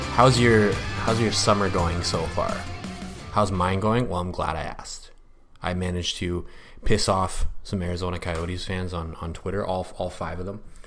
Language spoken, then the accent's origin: English; Canada; I'm also a Canadian